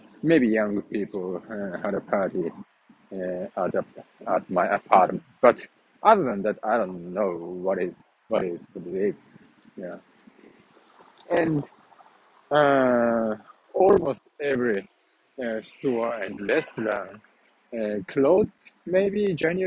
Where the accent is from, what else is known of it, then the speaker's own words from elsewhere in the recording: Japan; English is a second language; at my hometown, so my mother do osechi pretty well, and it is a very typical Japanese style osechi